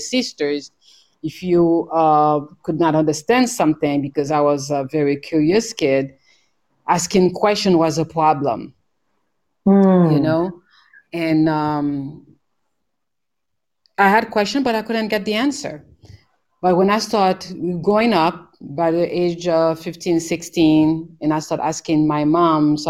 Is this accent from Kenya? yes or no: no; Haiti; moved away as an adult; also born or lived in New York; I was born in Haiti. The island, and in the Caribbean. So I grew up there